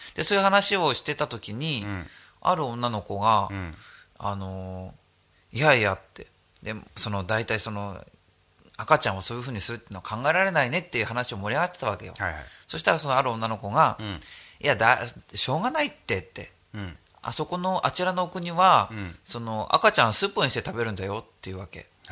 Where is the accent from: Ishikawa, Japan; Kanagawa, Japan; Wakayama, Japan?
Ishikawa, Japan; Kanazawa; moved away; also born or lived in Tokyo; 高校が金沢の高校で、うん、で全県から集まってるクラスだったの